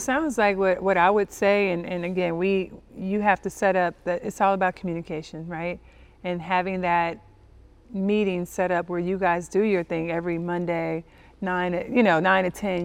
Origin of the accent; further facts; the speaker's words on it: Compton, California, United States; I'm from Compton, California, inner city, uh, raised by a single mom with two sisters